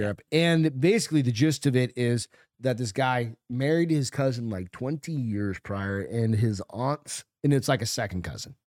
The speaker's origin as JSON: {"language": "English", "town": "Hampton", "region": "New Hampshire", "country": "United States", "tie": "born or raised there", "moved": "yes", "said": "New Hampshire, where I grew up"}